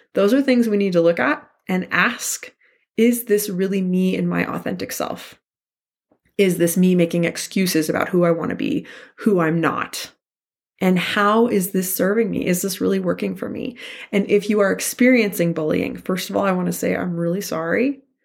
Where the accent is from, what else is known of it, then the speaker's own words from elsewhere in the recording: Santa Fe, New Mexico, United States; I grew up in Santa Fe, New Mexico